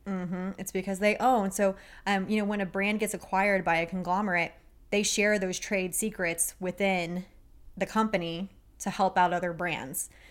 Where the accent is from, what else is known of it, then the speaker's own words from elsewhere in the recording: Texas, United States; I'm a girl from Texas